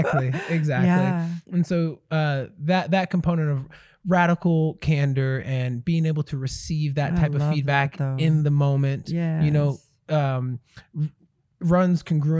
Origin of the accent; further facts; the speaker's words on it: Branson, Missouri, United States; I grew up in Branson, Missouri.